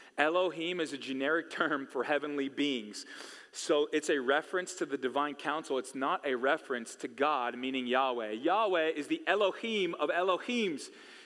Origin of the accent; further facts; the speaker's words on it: California, United States; I came from California.